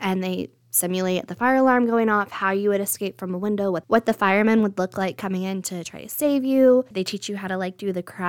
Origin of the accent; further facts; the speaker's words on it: Indianapolis, Indiana, United States; So I grew up in Indianapolis.